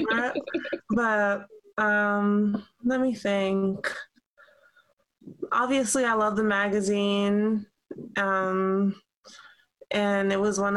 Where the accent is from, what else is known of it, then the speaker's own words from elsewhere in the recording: New York City, New York, United States; I was born in Brooklyn